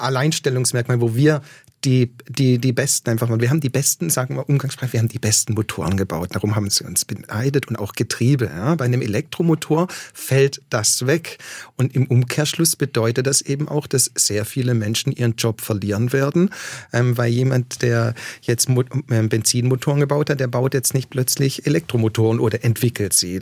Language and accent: German; Waiblingen, Baden-Württemberg, Germany; moved away as an adult; also born or lived in Australia; ich bin aus Weiblingen